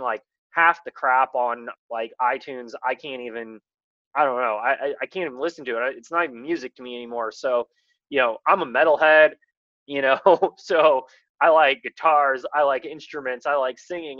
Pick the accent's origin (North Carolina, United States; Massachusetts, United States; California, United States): California, United States; the Bay Area; I grew up in the Bay